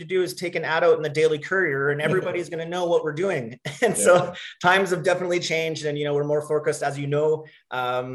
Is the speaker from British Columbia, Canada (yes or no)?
yes; Okanagan, British Columbia, Canada; also born or lived in Calgary; I grew up here in the Okanagan